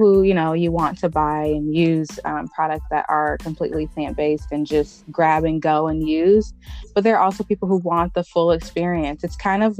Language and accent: English; Cleveland, Ohio, United States; I grew up in Cleveland, Ohio. That's where I'm from.